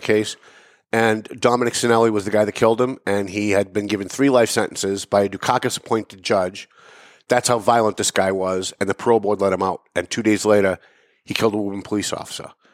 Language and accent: English; Lawrence, Massachusetts, United States; also born or lived in North Andover; I live in North Andover. I, I was raised in Lawrence, but I, I moved to North Andover about 20 years ago